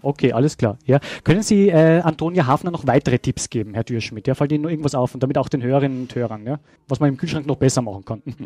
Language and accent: German; Salzburg, Austria; meiner Heimat Salzburg